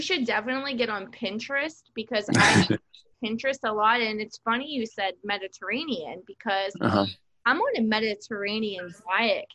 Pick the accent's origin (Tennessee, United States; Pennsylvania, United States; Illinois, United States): Pennsylvania, United States; moved away; I'm from Pennsylvania.